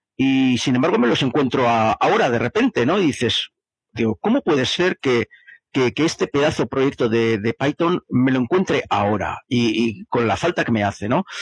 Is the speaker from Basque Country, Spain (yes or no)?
yes; Bilbao, Basque Country, Spain; De Bilbao.